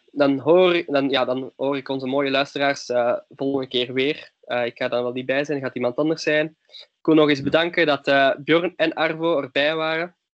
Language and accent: Dutch; Leuven, Flanders, Belgium; ik ben van Leuven